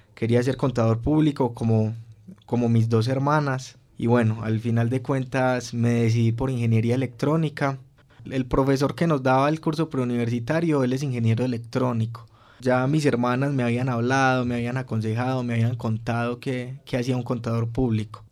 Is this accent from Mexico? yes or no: no; Colombia; moved away as an adult; also born or lived in Turin, Italy; uno como colombiano que es, digamos, a veces como más charloncito